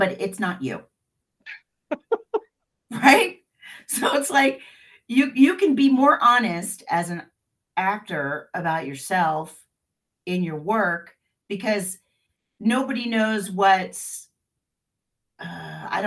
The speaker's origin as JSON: {"language": "English", "town": "Independence", "country": "United States", "tie": "born or raised there", "said": "I grew up in Independence, and that's a, you know, blue collar town"}